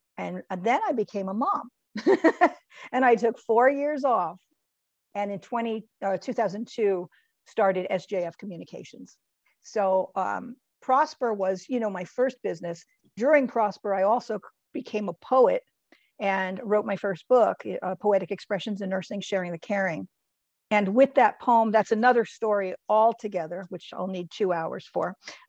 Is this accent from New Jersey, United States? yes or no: yes; New Jersey, United States; But they wanted me to do my home state, which is New Jersey.